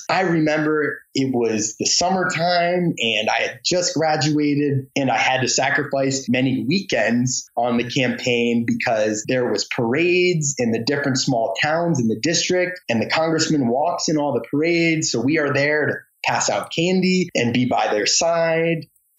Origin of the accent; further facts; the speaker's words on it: Michigan, United States; moved away as an adult; now in Washington, DC, United States; my home state of Michigan.